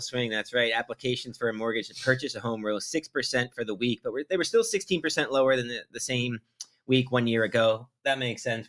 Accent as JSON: {"language": "English", "town": "Old Saybrook", "region": "Connecticut", "country": "United States", "tie": "born or raised there", "said": "Old Saybrook, my hometown, Byron's now hometown, uh, the town that I grew up"}